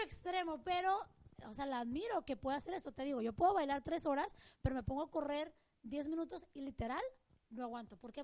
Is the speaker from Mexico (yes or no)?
yes; Mexico; moved away; crecí, en México